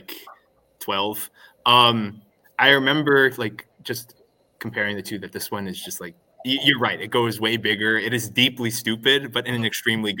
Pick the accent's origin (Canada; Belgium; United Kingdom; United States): Belgium; moved away; my hometown in Belgium